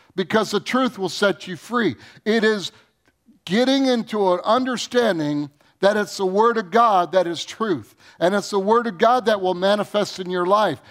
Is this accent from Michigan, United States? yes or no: yes; Michigan, United States; I grew up in Michigan